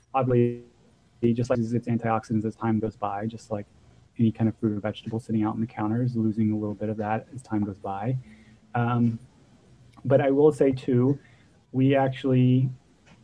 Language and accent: English; Texas, United States; moved away; I'm from Texas originally